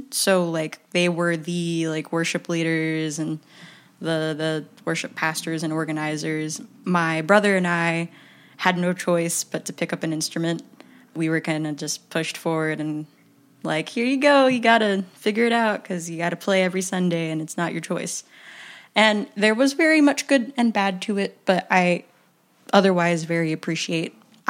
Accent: Philippines; I like to follow the cliche that I'm Filipino.

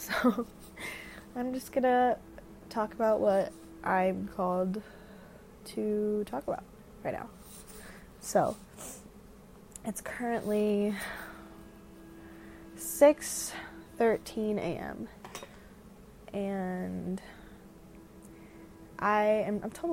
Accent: Denver, Colorado, United States; I'm from Denver, Colorado

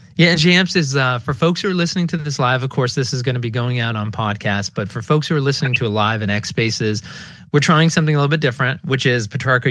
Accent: Burlington, Vermont, United States; Growing up in Burlington, Vermont

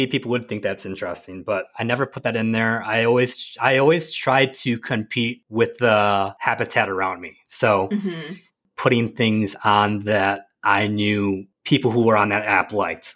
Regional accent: Wisconsin, United States; I was raised in Wisconsin in a small like town.

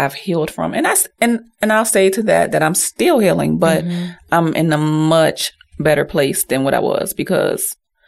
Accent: Pittsburgh, Pennsylvania, United States; now in Richmond, United States; I'm originally from Pittsburgh, PA

